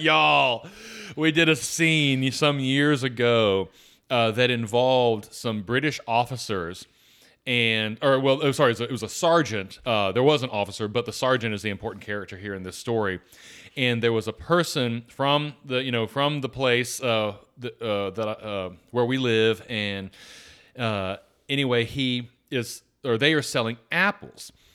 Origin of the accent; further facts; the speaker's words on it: Atlanta, Georgia, United States; I grew up in Atlanta